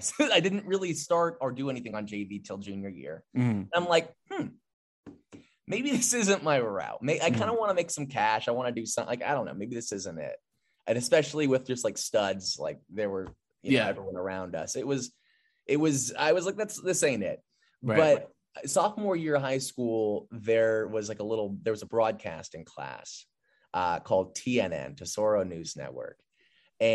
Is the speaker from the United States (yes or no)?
yes; Southern California, United States; growing up, for folks who don't know, Southern California, everyone's an athlete